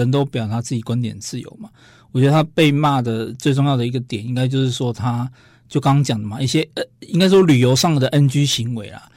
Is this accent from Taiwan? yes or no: yes; Taiwan; 我们台湾人